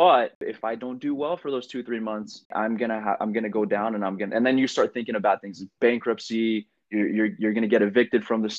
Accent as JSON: {"language": "English", "region": "California", "country": "United States", "also_born_or_lived": "Anaheim, California / Queen Creek, Arizona", "moved": "yes", "said": "I'm from Cali though"}